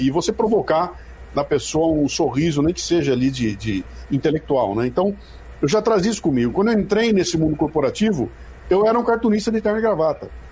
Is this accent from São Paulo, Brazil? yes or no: yes; Bauru, São Paulo, Brazil; moved away as an adult; Sou de Bauru, interior de São Paulo